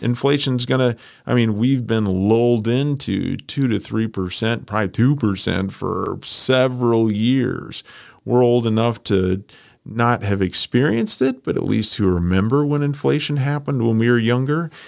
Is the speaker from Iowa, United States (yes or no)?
yes; Iowa, United States; moved away as an adult; also born or lived in Chicago; I grew up in Iowa.